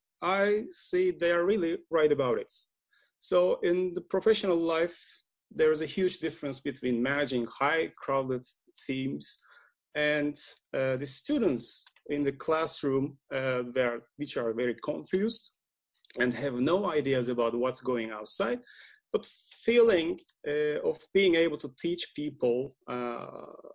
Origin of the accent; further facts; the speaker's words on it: Istanbul, Turkey; I'm from Istanbul, Turkey